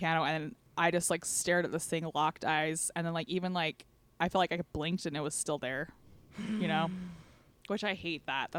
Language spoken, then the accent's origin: English; Southern Utah, United States; So we're from Southern Utah, and that's Native American country.